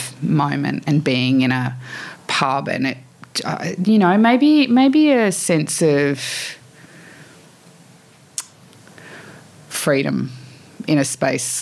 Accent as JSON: {"language": "English", "town": "Sydney", "region": "New South Wales", "country": "Australia", "tie": "born or raised there", "said": "I grew up in Annandale. I went to Fort Street"}